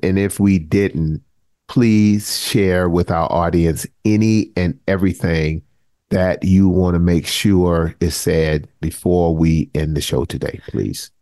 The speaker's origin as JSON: {"language": "English", "town": "Charleston", "region": "South Carolina", "country": "United States", "tie": "born or raised there", "said": "Mother Emanuel in my hometown"}